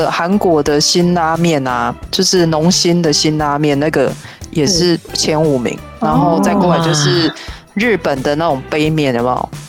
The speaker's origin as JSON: {"language": "Chinese", "country": "Taiwan", "said": "我们台湾人"}